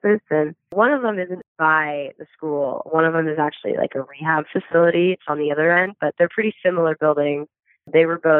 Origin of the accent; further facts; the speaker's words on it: Colorado Springs, Colorado, United States; now in Denver, United States; I grew up in Colorado Springs.